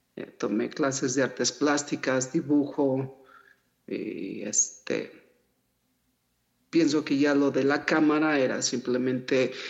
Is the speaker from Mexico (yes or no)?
yes; Mexico City, Mexico; also born or lived in Huasteca, Hidalgo / United States; ahí nací, pero al final crecí aquí en la Ciudad de México